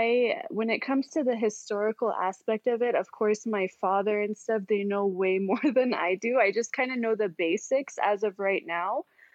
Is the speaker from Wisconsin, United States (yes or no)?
no; San Diego, California, United States; I was born and raised here in San Diego, California.